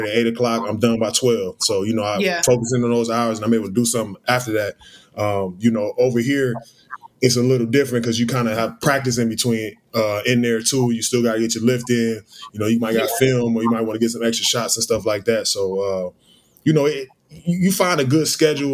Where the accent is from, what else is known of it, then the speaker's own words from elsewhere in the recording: Beavercreek, Ohio, United States; moved away; I'm from Beaver Creek. Dayton, Ohio, 937